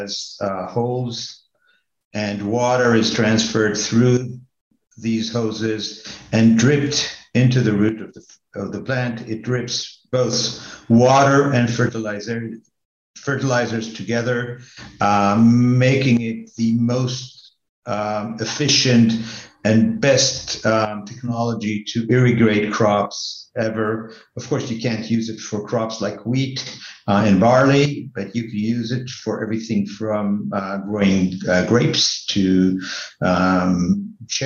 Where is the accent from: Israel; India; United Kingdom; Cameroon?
Israel; I'm native born in Israel